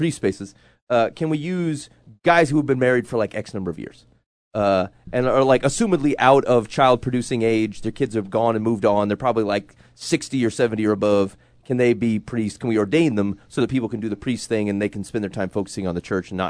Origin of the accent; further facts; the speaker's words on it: Altoona, Pennsylvania, United States; And so I drove to Altoona because I'm from Altoona. I say, I know this place. I know this hood.